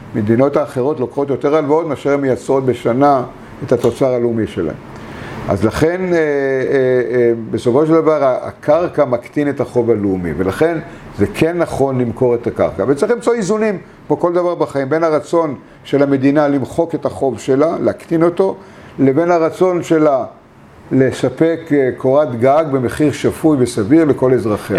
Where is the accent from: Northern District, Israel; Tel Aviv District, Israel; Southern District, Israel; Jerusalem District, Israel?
Tel Aviv District, Israel; Bat Yam; also born or lived in Argentina; אנחנו באנו לבת ים והיינו, גרתי, לא שלא תאמין, בשיכון עולים, באלי כהן 16